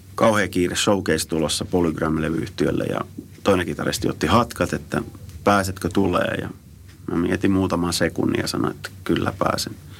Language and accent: Finnish; Tampere, Pirkanmaa, Finland; moved away as an adult; also born or lived in Sweden / New York, United States; mä oon Suomesta